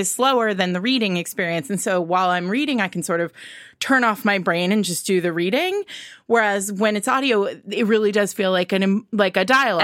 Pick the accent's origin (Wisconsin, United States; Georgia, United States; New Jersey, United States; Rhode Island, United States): Rhode Island, United States; where I grew up in Rhode Island